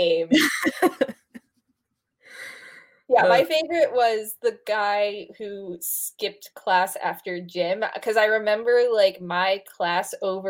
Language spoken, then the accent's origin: English; United States; I'm an American